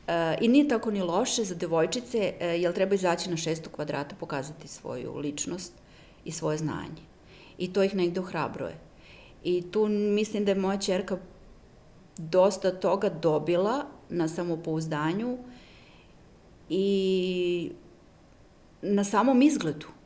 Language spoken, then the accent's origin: Croatian; Serbia